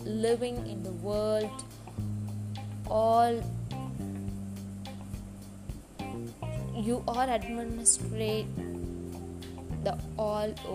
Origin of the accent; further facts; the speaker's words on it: India; I'm from India